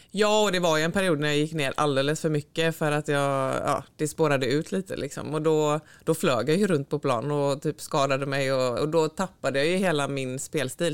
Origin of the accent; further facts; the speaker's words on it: Sävedalen, Västra Götaland, Sweden; moved away as an adult; also born or lived in Floda / Gothenburg; jag föddes här på Östra sjukhuset och så bodde vi i Sävedalen, eh, Partille i början och sen så blev det en liten tut i Floda tre år när skolan började och sen så flyttade vi tillbaka till Sävedalen